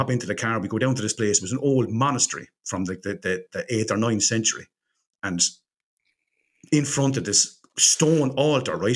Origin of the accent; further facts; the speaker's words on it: Ireland; we're Irish